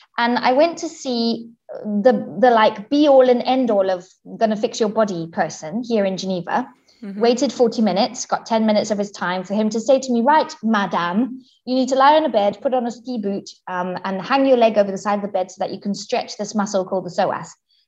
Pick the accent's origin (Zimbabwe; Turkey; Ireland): Zimbabwe; now in Switzerland; I am originally from Zimbabwe, which is right down at the bottom of Southern Africa. My parents are both British, but lived all around Africa whilst me and my brother were being born and growing up and stuff. And now I live in Switzerland